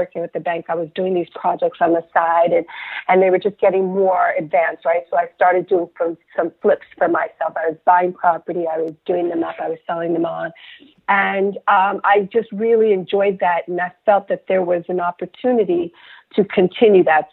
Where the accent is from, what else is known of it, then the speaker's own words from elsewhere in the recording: Somerset, New Jersey, United States; moved away as an adult; also born or lived in Enugu, Nigeria / Washington, District of Columbia, United States; now in London, United Kingdom; We were born in Nigeria, but we came out as a family, and we grew up in Somerset, New Jersey.